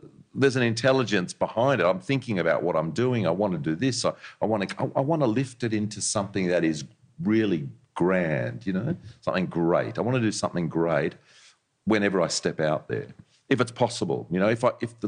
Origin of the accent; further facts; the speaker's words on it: Sydney, New South Wales, Australia; I grew up in Vaucluse, just up the road here